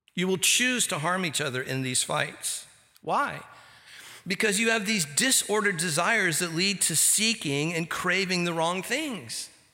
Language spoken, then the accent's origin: English; Santa Ana, California, United States; I grew up here, I grew up in Santa Ana, California